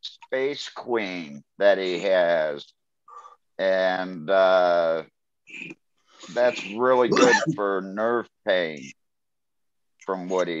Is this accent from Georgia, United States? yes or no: no; Ohio, United States; Yeah, I'm from Ohio.